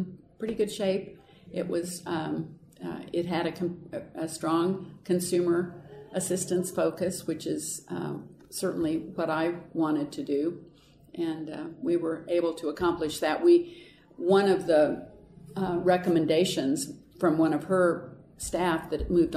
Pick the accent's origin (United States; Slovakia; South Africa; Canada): United States; Paola, Kansas; also born or lived in Fort Bragg, North Carolina; I grew up in Paola, Kansas. Actually was born at Fort Bragg, North Carolina, where my dad was stationed